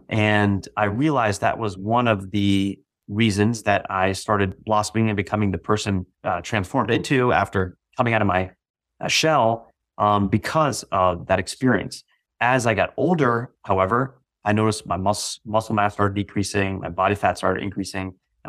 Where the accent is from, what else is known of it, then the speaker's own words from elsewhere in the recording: Virginia, United States; also born or lived in Massachusetts / New Jersey / Florida / Texas; Initially, I was born in Massachusetts, moved to New Jersey, moved to Florida, moved to Texas, then moved to Northern Virginia, where I eventually settled down after moving